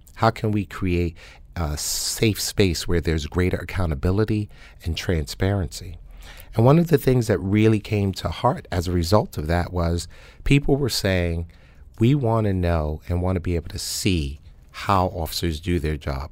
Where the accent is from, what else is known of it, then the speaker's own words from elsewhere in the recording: New York City, New York, United States; now in New Haven, United States; I was born and raised in Harlem, New York, um, 125th Street and Madison Avenue